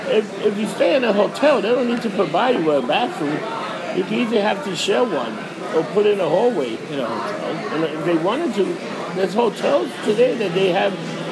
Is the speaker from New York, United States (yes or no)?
yes; New York City, New York, United States; I grew up in Hell's Kitchen